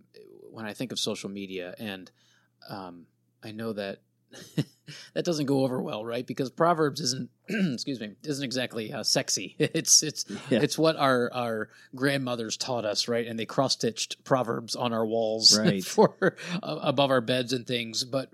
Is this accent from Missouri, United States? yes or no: no; Pennsylvania, United States; I grew up in Pennsylvania, right outside of Lancaster County, so we had lots of Amish.